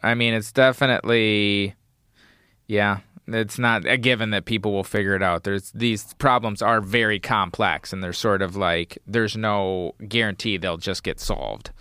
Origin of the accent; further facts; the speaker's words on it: United States; growing up in the United States